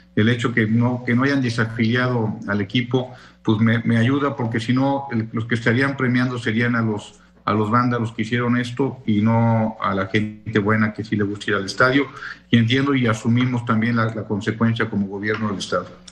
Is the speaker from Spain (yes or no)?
no; Querétaro, Mexico; cómo somos los queretanos